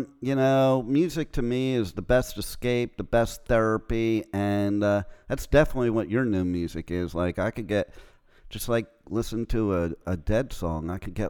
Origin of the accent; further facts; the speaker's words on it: New Jersey, United States; moved away; I'm originally from Jersey.